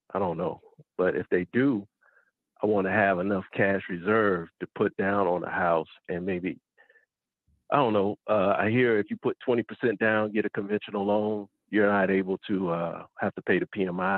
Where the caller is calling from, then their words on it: Georgia, United States; I'm calling from Georgia.